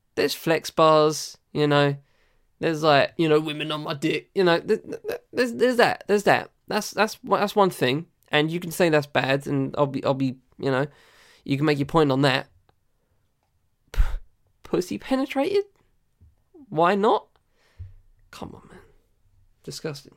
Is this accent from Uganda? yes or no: no; United Kingdom; I'm British